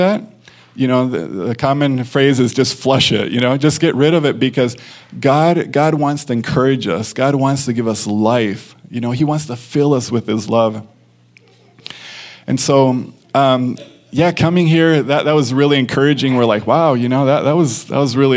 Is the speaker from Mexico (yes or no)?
yes; Mexico; moved away; I grew up in Mexico